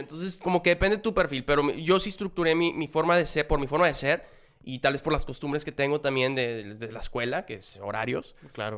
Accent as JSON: {"language": "Spanish", "town": "Monterrey", "region": "Nuevo León", "country": "Mexico", "said": "yo soy aquí de Monterrey"}